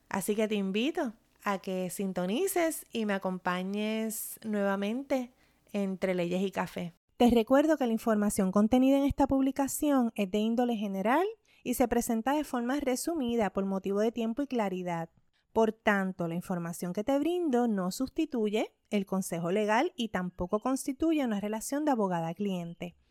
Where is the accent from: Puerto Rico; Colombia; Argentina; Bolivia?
Puerto Rico; mi experiencia como puertorriqueña